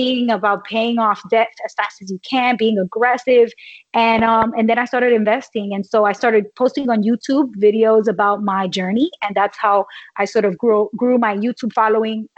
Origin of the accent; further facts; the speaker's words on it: New York City, New York, United States; I grew up in New York City.